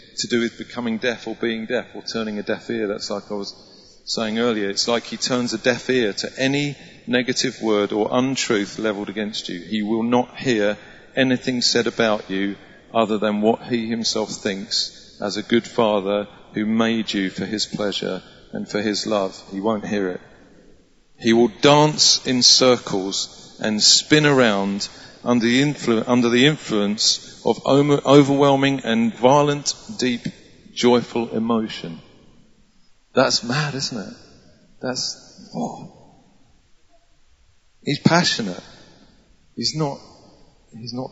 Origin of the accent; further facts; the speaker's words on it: England, United Kingdom; we're so English